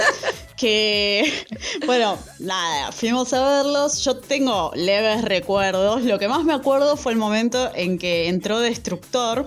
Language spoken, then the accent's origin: Spanish; Zona Sur, Buenos Aires, Argentina; nosotros zona